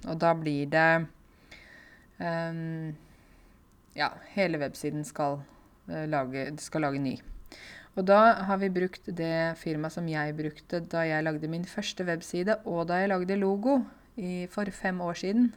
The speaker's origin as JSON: {"language": "Norwegian", "country": "Norway", "said": "jeg er norsk og lys i huden"}